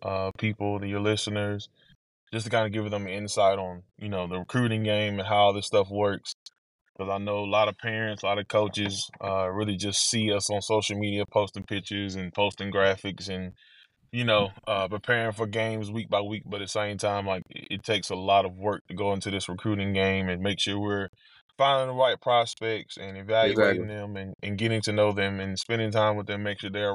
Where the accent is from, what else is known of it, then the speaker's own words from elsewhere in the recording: McComb, Mississippi, United States; moved away as an adult; also born or lived in North Carolina / Forrest City, Arkansas; now in Oxford, United States; my hometown in Macomb